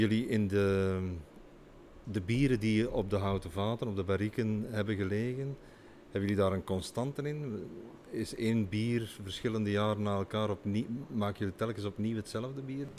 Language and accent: Dutch; Belgium; Wij zijn uh, als Belgen